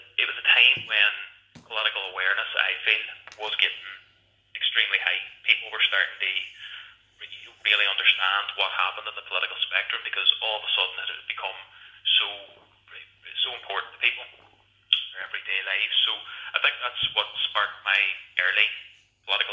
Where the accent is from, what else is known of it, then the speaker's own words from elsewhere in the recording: Derry, Northern Ireland, United Kingdom; I grew up in Derry City